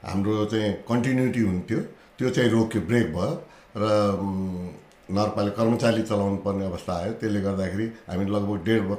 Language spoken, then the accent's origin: Nepali; Butwal, Lumbini Province, Nepal; बुटोल मा जन्म लिएर